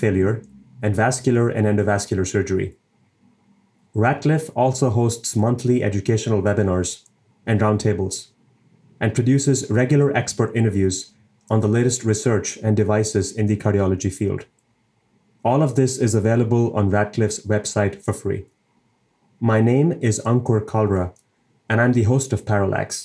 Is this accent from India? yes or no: yes; India; now in Cleveland, United States; my home country, India